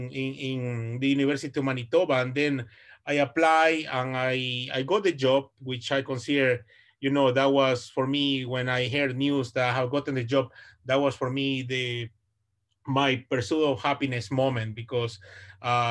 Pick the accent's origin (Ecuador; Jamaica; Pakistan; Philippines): Ecuador; English is a second language; moved away as an adult; also born or lived in United States / Vancouver, Canada; now in Canada; I'm originally from Ecuador. South America, and I have been in Canada since 2011